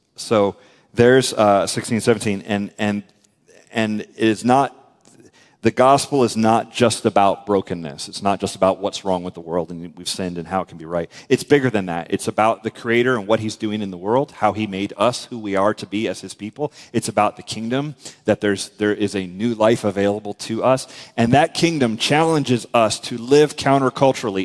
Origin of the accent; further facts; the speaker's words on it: United States; we're American